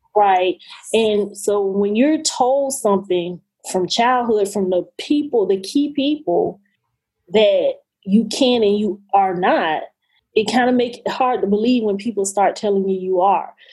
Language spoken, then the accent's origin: English; Florida, United States; Angela Bassett is from my hometown